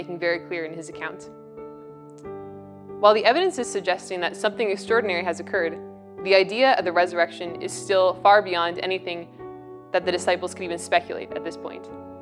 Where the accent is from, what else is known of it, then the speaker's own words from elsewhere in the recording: Westlock, Alberta, Canada; I'm from Westlock, Alberta, and I'm a third-year student here at St. Therese